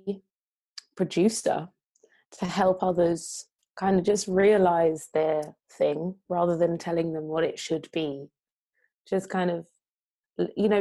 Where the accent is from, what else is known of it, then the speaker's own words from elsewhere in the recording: London, United Kingdom; I was raised by my Jamaican grandparents in South London